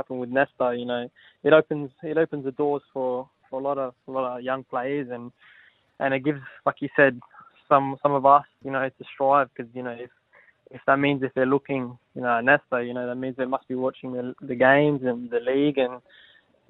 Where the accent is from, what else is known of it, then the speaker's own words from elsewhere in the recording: Adelaide, South Australia, Australia; I'm from Adelaide, and I grew up playing for Croydon Kings in my junior days